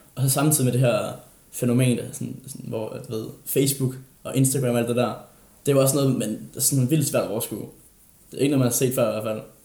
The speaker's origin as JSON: {"language": "Danish", "area": "Funen", "region": "Southern Denmark", "country": "Denmark", "moved": "yes", "said": "jeg har været på Fyn, og jeg har været hjemme"}